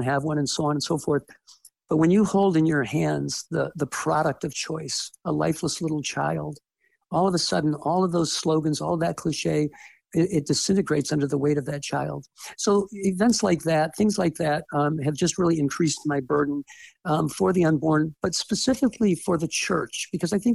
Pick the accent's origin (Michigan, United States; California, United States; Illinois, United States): Michigan, United States; Detroit; moved away as an adult; also born or lived in Fort Wayne, Indiana; now in Ohio, United States; I grew up in the Detroit area.